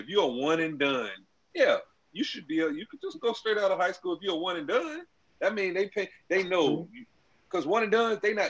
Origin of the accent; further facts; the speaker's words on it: Detroit, Michigan, United States; I don't fuck with y'all, man. I'm from Detroit.